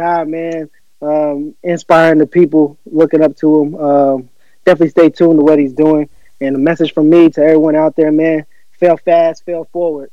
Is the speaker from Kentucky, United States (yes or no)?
yes; Lexington, Kentucky, United States; I'm originally from Lexington, Kentucky, born and raised